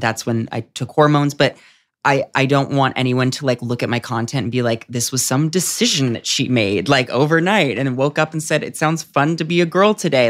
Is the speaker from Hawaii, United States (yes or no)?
no; San Diego, California, United States; moved away as an adult; also born or lived in New York; now in Los Angeles, United States; I was at home for the pandemic in San Diego